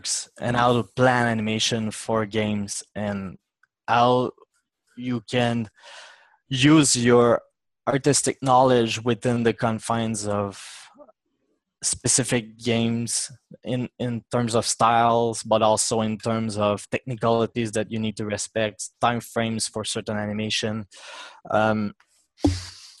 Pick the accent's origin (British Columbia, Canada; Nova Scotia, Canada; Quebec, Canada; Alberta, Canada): Quebec, Canada; Mississauga; now in Quebec City, Canada; I'm actually from Mississauga, which is pretty close